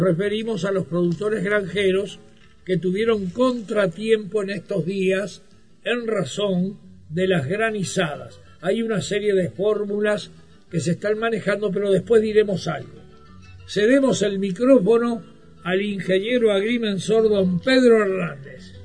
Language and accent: Spanish; San Ramón, Canelones, Uruguay; moved away; mi pueblo, San Ramón